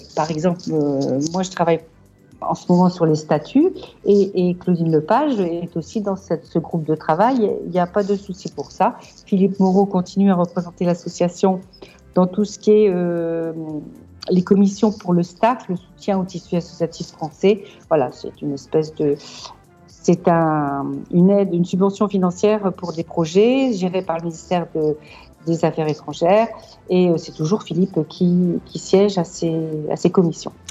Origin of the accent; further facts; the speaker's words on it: Lille, Hauts-de-France, France; moved away as an adult; now in Marrakech, Morocco; Lille, je suis une ch'ti à 100%